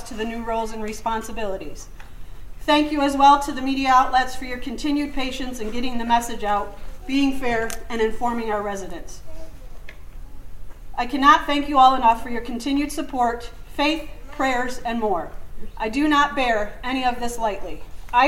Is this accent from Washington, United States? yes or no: no; Jamestown, New York, United States; moved away; Jamestown is the Pearl City of Western New York, and it is not only my hometown, but it is a place I chose to return